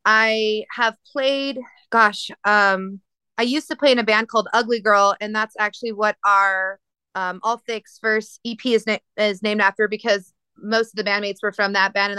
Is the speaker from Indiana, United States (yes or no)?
no; New Mexico, United States; I'm from New Mexico